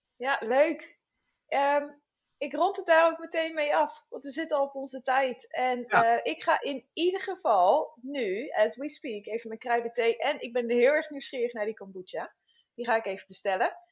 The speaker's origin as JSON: {"language": "Dutch", "country": "Netherlands", "said": "wij als Nederlanders"}